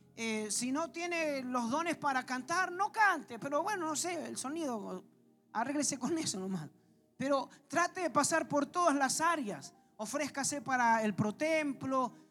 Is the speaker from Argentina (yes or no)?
yes; Argentina; como buenos argentinos que somos